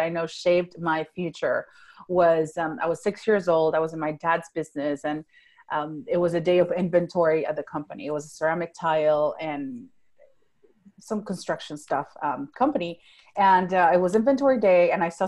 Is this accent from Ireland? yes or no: no; Venezuela; first language Spanish; English is a second language; moved away as an adult; now in Fort Worth, United States; I was born and raised in Venezuela. That's South America. I grew up speaking Spanish, and then later on I spoke Italian up until age 15. So English is my third language.